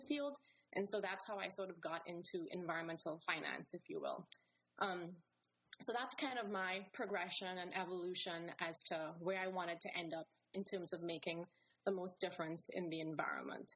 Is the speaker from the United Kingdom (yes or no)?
no; Trinidad & Tobago; moved away; I am from the Caribbean, from a small country called Trinidad and Tobago